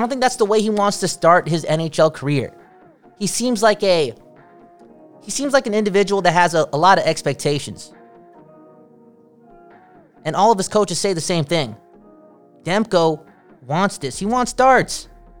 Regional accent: Canada; I'm Canadian. That's like my third language, bro.

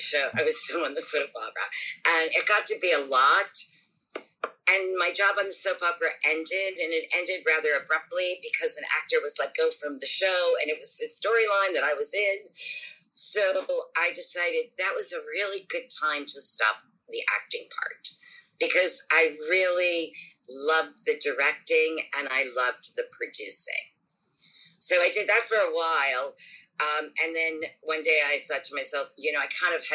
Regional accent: Pittsburgh, Pennsylvania, United States; moved away as an adult; now in New York, United States; I worked in my hometown of Pittsburgh, Pennsylvania, which is a very, very active theater town

